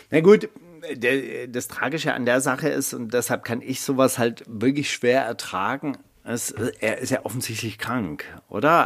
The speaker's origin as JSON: {"language": "German", "town": "Kornwestheim", "region": "Baden-Württemberg", "country": "Germany", "tie": "born or raised there", "said": "Meine Heimatstadt Kornwestheim hat 35.000 Einwohner."}